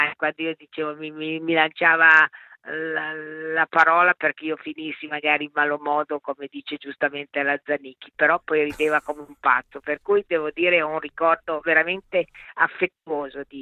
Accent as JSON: {"language": "Italian", "town": "Bologna", "region": "Emilia-Romagna", "country": "Italy", "tie": "born there", "said": "Sono nata a Bologna il 23 aprile del 41, quindi quest'anno compio 80 anni."}